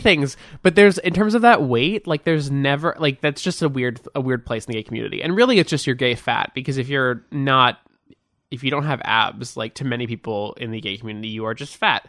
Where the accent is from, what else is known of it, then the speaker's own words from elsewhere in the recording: Beverly Hills, California, United States; also born or lived in Hancock Park, Los Angeles; I grew up in Beverly Hills.